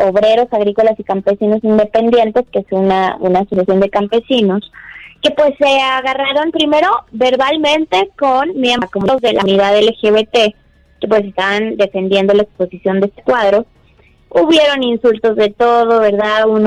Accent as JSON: {"language": "Spanish", "country": "Mexico", "said": "Pues bueno, lo que pasa es que nosotros como mexicanos tenemos obviamente que, tener en claro"}